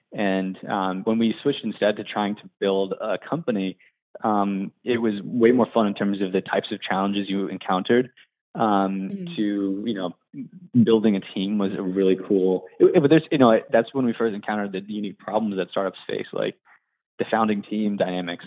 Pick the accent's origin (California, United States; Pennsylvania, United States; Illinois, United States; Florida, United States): Pennsylvania, United States; Johnstown; moved away as an adult; also born or lived in Williamsburg, Virginia; I was born in um, Johnstown, Pennsylvania, which is a small town outside of Pittsburgh. And, you know, born and raised there